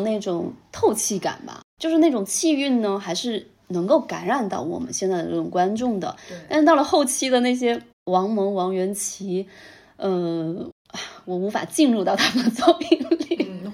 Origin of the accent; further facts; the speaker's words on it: Jiangnan, China; moved away; 就比如说我过年的时候，在我们老家那边，也是游山玩水吧。然后以前我会觉得我们那边的山水，在我看来就是习以为常，就那样嘛。